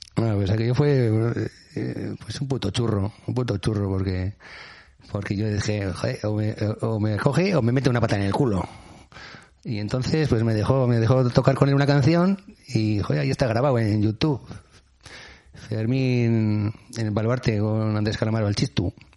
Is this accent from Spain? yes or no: yes; Basque Country, Spain